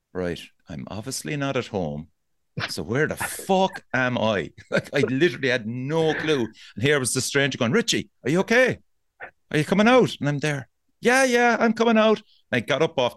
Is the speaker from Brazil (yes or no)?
no; Cork, Munster, Ireland; I'm from Cork.